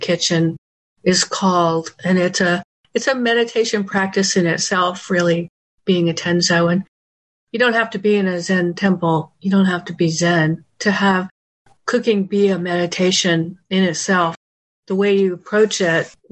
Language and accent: English; Jacksonville, Florida, United States; also born or lived in Western North Carolina; now in Atlanta, United States; I grew up in North Florida